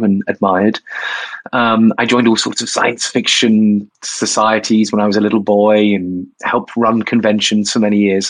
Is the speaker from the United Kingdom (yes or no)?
yes; Bournemouth, South West England, United Kingdom; I am from Bournemouth. I was a gay kid in Bournemouth